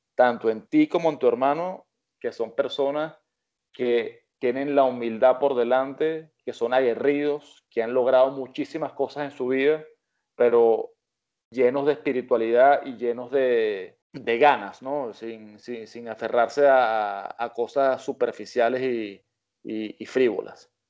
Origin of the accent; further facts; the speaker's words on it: Venezuela; cuando éramos niños que estábamos en Venezuela